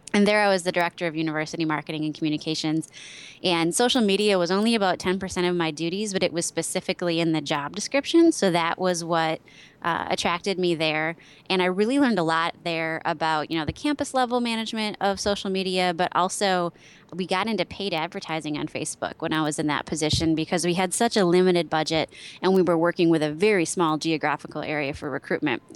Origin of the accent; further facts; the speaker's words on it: Wisconsin, United States; born and raised in Wisconsin. Only lived outside of the state for just under a year